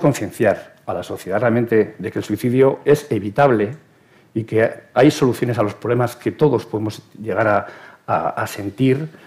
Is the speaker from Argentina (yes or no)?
no; Spain; como sociedad española